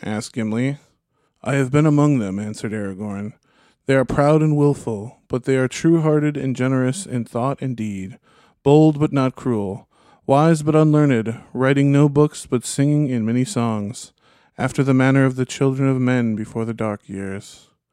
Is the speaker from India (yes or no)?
no; United States; as an American